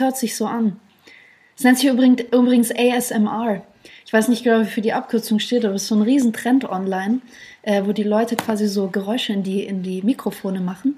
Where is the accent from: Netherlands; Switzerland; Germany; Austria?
Germany; Ich bin Deutsche, mhm. äh, äh, habe äh, russische Wurzeln